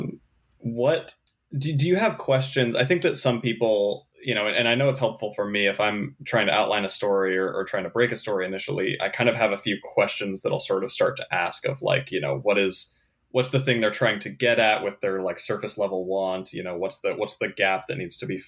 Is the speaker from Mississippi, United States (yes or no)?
no; Utah, United States; also born or lived in Arizona; now in Los Angeles, United States; I was born in Arizona, grew up in Utah, and now live in LA most of the time